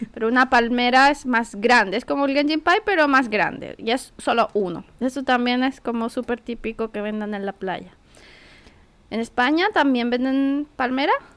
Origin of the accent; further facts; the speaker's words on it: Santiago, Santiago Metropolitan Region, Chile; yo soy de Santiago